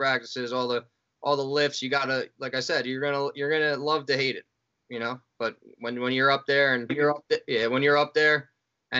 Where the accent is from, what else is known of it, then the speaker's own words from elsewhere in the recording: Fairfield, New Jersey, United States; Everything's in Fairfield, right in my hometown